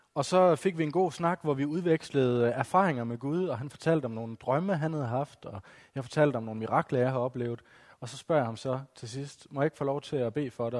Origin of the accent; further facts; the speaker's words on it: West Jutland, Central Denmark Region, Denmark; now in Odense, Denmark; Som I måske kan høre på min dialekt, så er jeg ikke oprindelig fra Fyn. Jeg kommer fra Vestjylland